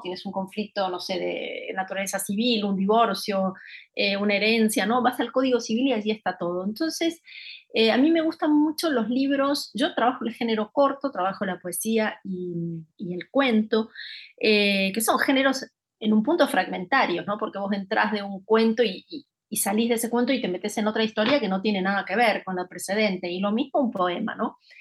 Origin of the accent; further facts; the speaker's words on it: Rosario, Santa Fe, Argentina; moved away as an adult; also born or lived in Buenos Aires; mi ciudad natal, que es Rosario, Argentina